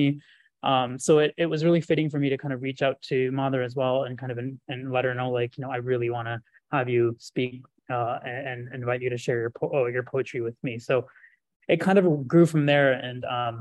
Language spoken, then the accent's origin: English; Guelph, Ontario, Canada; the Art Gallery of Guelph, which is an art museum in my hometown.